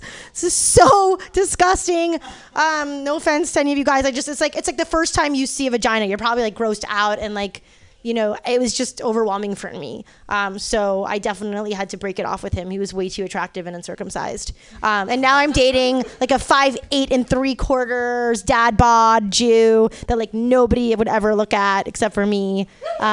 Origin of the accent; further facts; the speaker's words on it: Los Angeles, California, United States; now in San Francisco, United States; I'm from LA. All right, I'm originally from the West Hood, you know, like where UCLA is